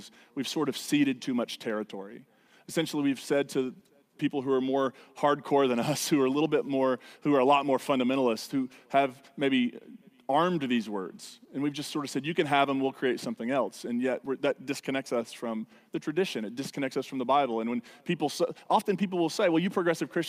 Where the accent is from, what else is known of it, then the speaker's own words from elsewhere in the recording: United States; stubborn Americans